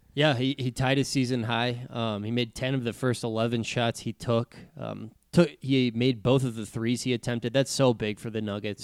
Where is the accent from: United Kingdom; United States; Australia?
United States; Texas; growing up in Texas